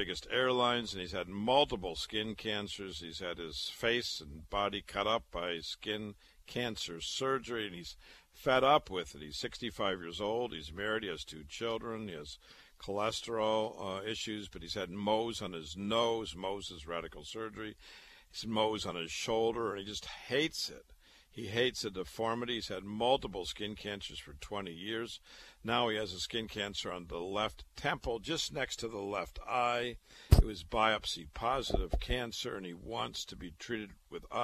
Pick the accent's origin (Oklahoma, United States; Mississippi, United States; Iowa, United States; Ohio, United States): Iowa, United States; Waterloo; moved away as an adult; also born or lived in Chicago / Boston; now in New York City, United States; I was born and raised in Waterloo, Iowa.